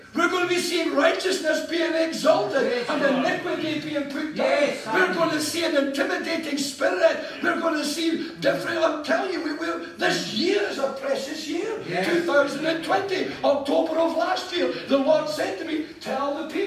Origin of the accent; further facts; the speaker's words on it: Scotland, United Kingdom; I am a citizen of this nation, our beloved land, Scotland. I'm Scottish.